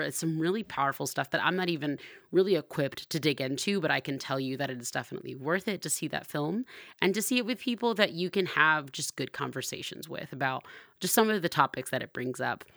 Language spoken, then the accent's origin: English; Compton, California, United States; moved away; I'm originally from Compton